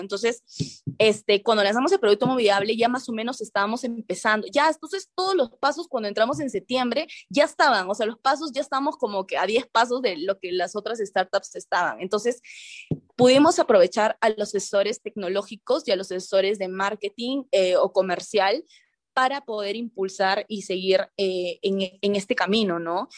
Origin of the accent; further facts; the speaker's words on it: Chiclayo, Lambayeque, Peru; yo soy de Chiclayo